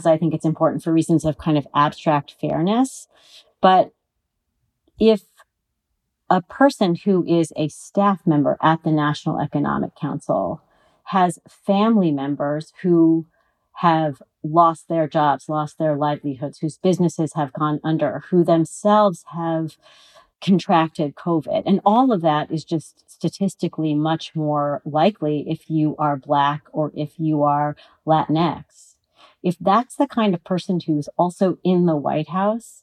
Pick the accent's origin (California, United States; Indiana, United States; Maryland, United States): California, United States; I'm a Californian